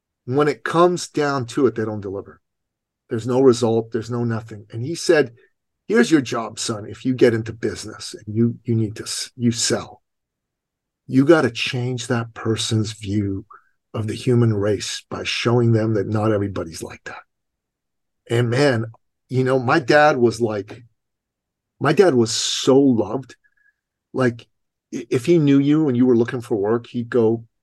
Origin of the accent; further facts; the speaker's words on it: Iran; moved away; I'm an immigrant from Iran